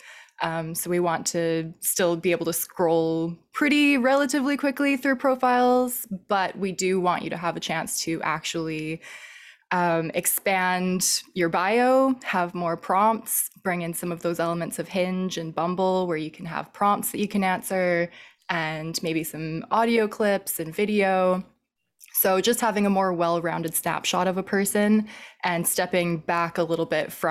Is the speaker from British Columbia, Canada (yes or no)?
yes; Vancouver, British Columbia, Canada; also born or lived in Montreal; now in Victoria, Canada; I am originally from Vancouver, lived in Montreal for a few years. Now I'm back on the West Coast